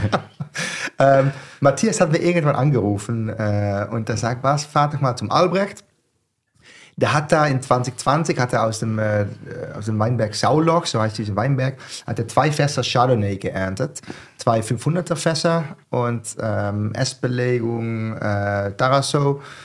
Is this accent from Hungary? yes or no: no; southern Netherlands, Netherlands; German is a second language; moved away as an adult; now in Mainz, Germany; Ich komme aus dem Süden. Ich sage, das ist Bayern, die Niederlande, Nähe von die belgischen